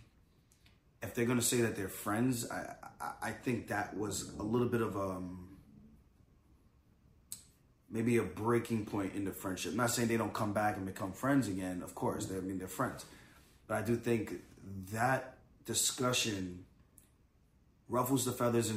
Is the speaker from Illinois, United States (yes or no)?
no; Long Island, New York, United States; I'm from Long Island